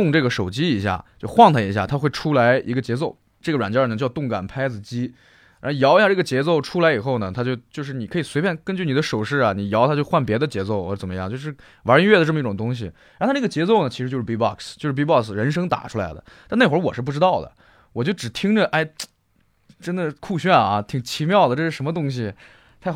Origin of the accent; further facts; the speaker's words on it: Shandong, China; 我是山东人。